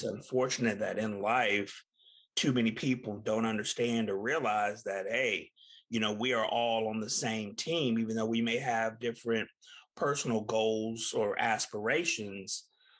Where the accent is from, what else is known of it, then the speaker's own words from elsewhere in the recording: Tulsa, Oklahoma, United States; she's from my hometown of Tulsa, Oklahoma.